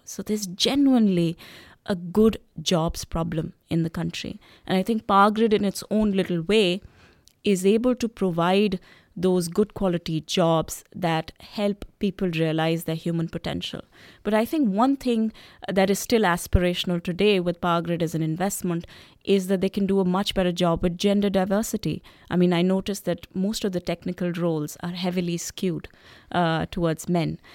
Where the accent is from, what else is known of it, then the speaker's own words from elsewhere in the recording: Delhi, India; moved away; my lived experiences when I was growing up in Delhi.